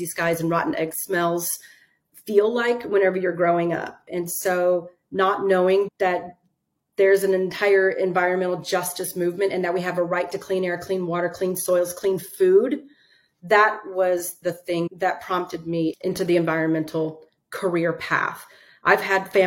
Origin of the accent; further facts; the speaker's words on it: Southeast Texas, United States; I was born and raised in Southeast Texas